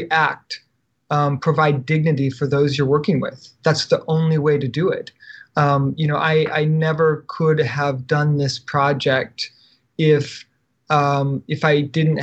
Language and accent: English; United States; as an American